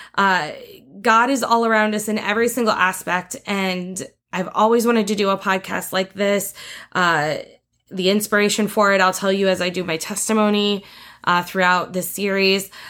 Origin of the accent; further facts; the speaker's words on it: northeast Indiana, United States; I was born in Indiana, in the Northeast Corner, we moved around a lot when I was younger until dad kinda found the perfect farm for us, the perfect place for us to live. And once we found that, we were there for twenty-plus years